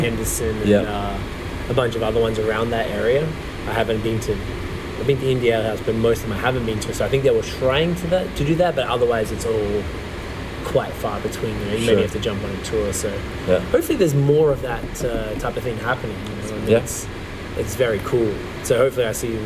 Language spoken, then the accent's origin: English; Australia; now in Canada; With me being an Australian